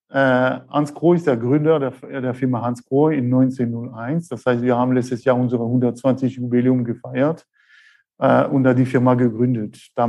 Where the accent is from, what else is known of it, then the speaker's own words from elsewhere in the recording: France; accent: French; German is a second language; moved away as an adult; also born or lived in Thuringia; now in Germany; Sie werden schon gleich hören an meinem Akzent. Äh, ich bin der Franzose hier aus dem äh, Schwarzwald.